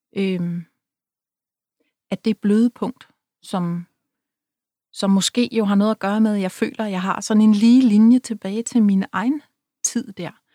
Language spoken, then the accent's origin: Danish; Rødby, Zealand, Denmark; moved away; Jeg var en pige fra byen, selvom jeg var fra Rødby.